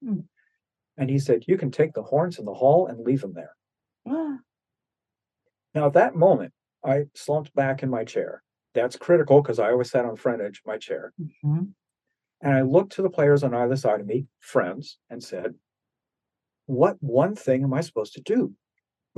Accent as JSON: {"language": "English", "region": "New Jersey", "country": "United States", "tie": "born or raised there", "said": "I grew up in New Jersey, played French horn"}